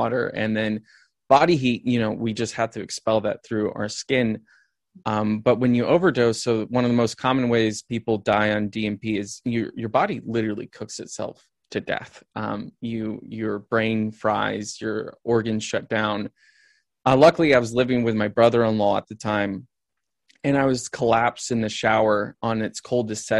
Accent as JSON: {"language": "English", "region": "the Midwest of the United States", "country": "United States", "tie": "born or raised there", "said": "I grew up in the Midwest of the United States."}